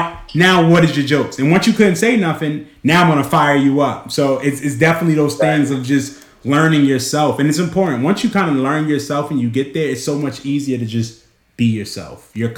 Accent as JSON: {"language": "English", "region": "New York", "country": "United States", "tie": "born or raised there", "said": "growing up in New York"}